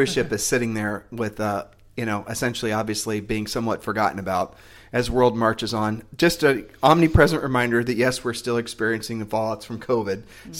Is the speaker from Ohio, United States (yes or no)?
yes; Ohio, United States; We're from Ohio, so... I mean, you know, God bless Ohioans because we are ultimately Ohioans, you know, because that's where we're from.